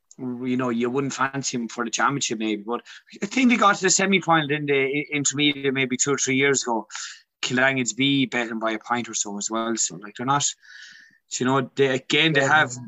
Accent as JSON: {"language": "English", "area": "West Tipperary", "region": "Munster", "country": "Ireland", "tie": "born or raised there", "said": "when we were growing up in West Tip"}